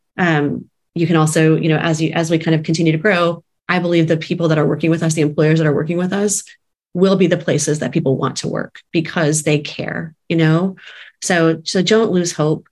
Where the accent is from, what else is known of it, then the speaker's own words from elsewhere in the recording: San Antonio, Texas, United States; moved away as an adult; also born or lived in New York City; now in Kansas City, United States; we are originally from Texas, San Antonio, Texas, and moved to New York City for a period of time in our 20s and 30s